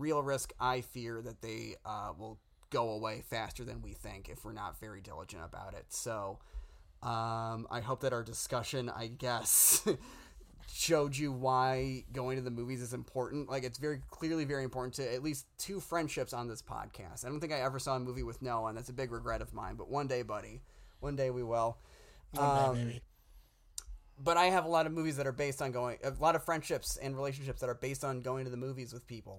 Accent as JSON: {"language": "English", "town": "Downers Grove", "region": "Illinois", "country": "United States", "tie": "born or raised there", "moved": "yes", "lives_now": "Los Angeles, United States", "said": "my hometown theater in Downers Grove, Illinois, the Tivoli"}